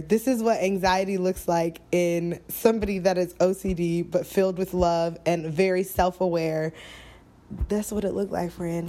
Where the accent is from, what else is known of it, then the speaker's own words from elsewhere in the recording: Florida, United States; moved away; I'm from Florida, baby.